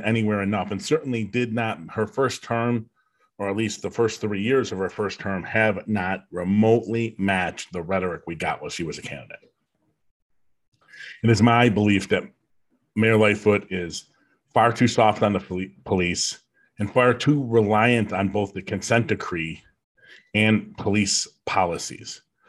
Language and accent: English; United States; And just because an American does a bad thing doesn't make me part of that because I'm American.